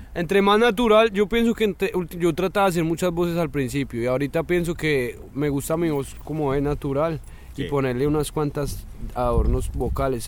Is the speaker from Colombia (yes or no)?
yes; Bogotá, Colombia; moved away; also born or lived in Medellín / Manizales; cuando yo llegué a Medellín, yo, nací en Bogotá